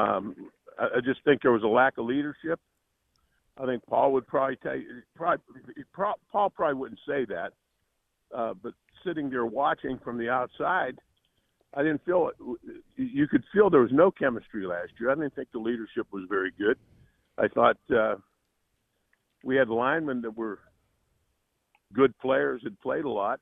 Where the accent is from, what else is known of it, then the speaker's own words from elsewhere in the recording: Pittsburgh, Pennsylvania, United States; moved away; I grew up in around Pittsburgh